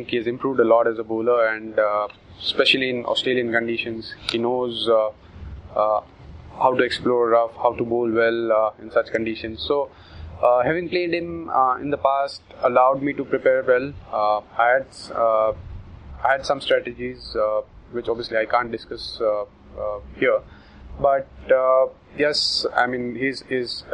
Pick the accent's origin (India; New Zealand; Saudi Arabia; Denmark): India; as Indian batsmen